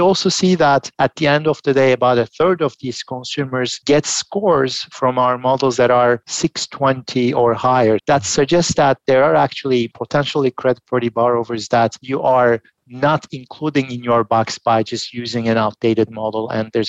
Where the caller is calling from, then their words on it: Philadelphia, Pennsylvania, United States; I'm joining from Philadelphia today.